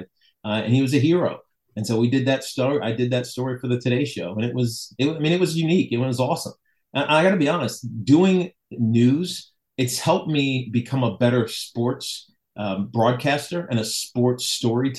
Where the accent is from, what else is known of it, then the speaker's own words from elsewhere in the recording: Roanoke, Virginia, United States; moved away; I was from Roanoke and my mom and dad were Hokies